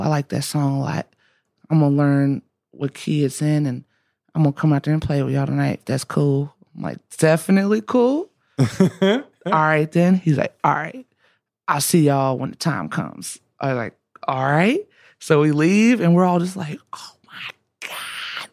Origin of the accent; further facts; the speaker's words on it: Alabama, United States; I'm from Alabama